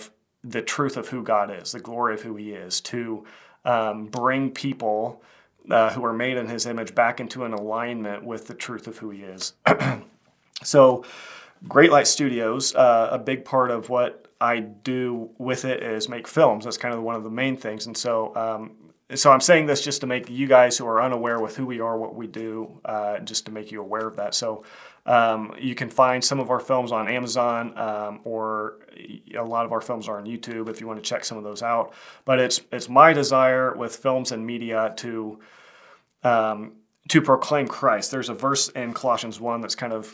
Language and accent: English; Kansas, United States; I'm a filmmaker from Kansas